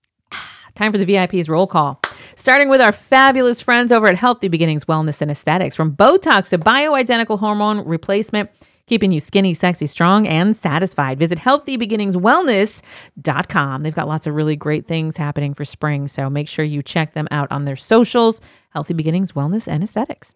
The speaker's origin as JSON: {"language": "English", "region": "Midwest", "country": "United States", "tie": "born or raised there", "moved": "yes", "said": "I grew up in the Midwest"}